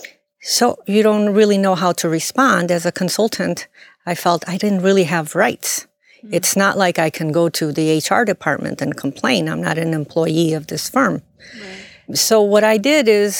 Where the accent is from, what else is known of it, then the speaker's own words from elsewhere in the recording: Chicago, Illinois, United States; I'm born and raised in Chicago.